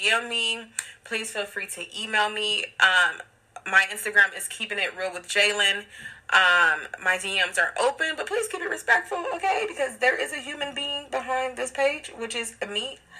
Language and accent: English; Long Beach, California, United States; now in Los Angeles, United States; I currently reside in Los Angeles, California, and I am from Long Beach, California.